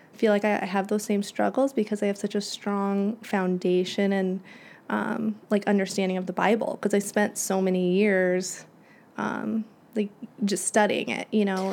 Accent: Springfield, Illinois, United States; moved away as an adult; also born or lived in Champaign, Illinois / New York City / Bolingbrook, Illinois; I am from Springfield, Illinois. That's where I grew up

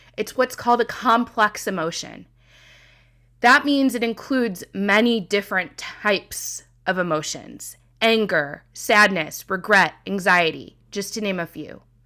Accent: Midwest, United States; I'm from the Midwest

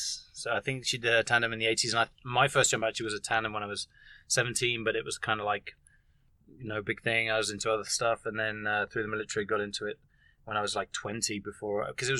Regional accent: England, United Kingdom; from England.

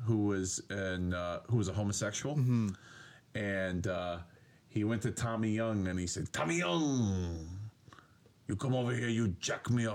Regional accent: Hartford, Connecticut, United States; my hometown of Hartford, Connecticut.

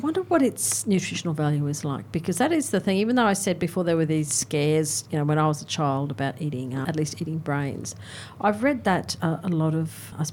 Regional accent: North Queensland, Australia; moved away; I grew up in North Queensland

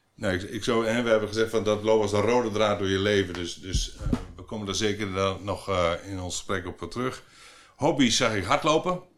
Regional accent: Flevoland, Netherlands; ik kom uit de Flevopolder

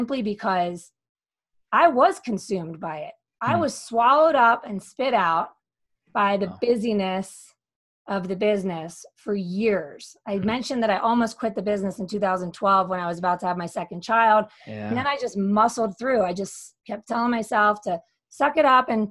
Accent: Philadelphia, Pennsylvania, United States; moved away as an adult; also born or lived in Barcelona / Denver; now in Colorado, United States; came back to my hometown of Philadelphia

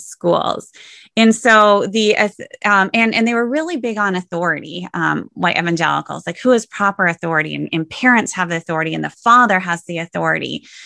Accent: Sioux Center, Iowa, United States; I grew up in Sioux Center, Iowa

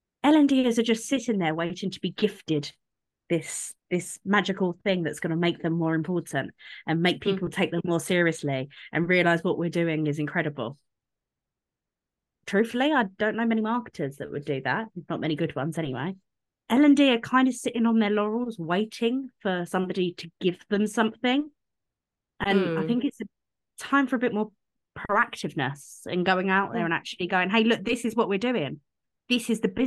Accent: United Kingdom; us Brits

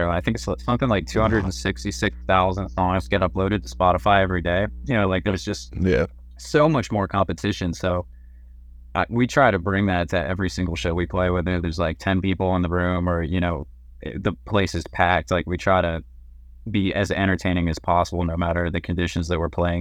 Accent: Pittsburgh, Pennsylvania, United States; I grew up in the Pittsburgh metal and hardcore scene

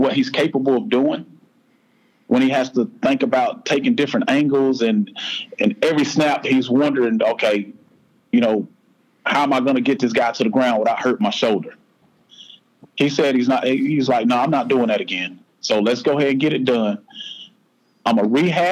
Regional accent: South Florida, United States; now in Shelby, United States; I grew up in South Florida, a single parent

